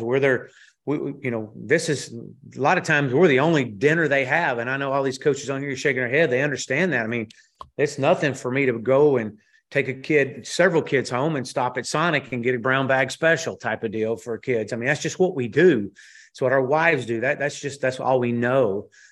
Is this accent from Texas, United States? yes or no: yes; Texas, United States; moved away as an adult; come back to Texas, to my home state